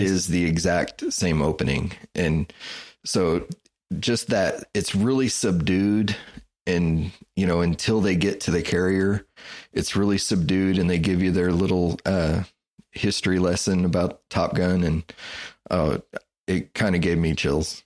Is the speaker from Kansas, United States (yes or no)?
yes; Wichita, Kansas, United States; I grew up in Wichita, Kansas